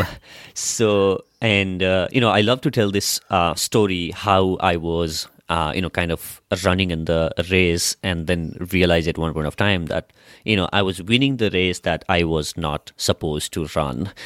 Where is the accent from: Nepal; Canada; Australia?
Nepal; I come from Nepal.